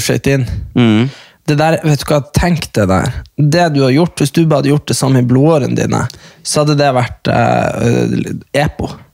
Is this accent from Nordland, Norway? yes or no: yes; Hamarøy, Nordland, Norway; moved away; de som er fra Hamarøy, der vi er fra